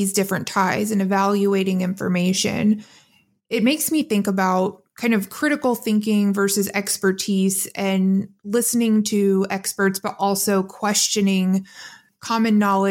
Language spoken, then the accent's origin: English; Midwest, United States; As a Midwesterner